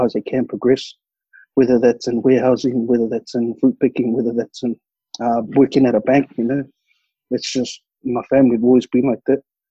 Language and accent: English; New Zealand; moved away as an adult; also born or lived in Melbourne, Australia / Perth, Australia; they were giving out free pre-trade courses back in my hometown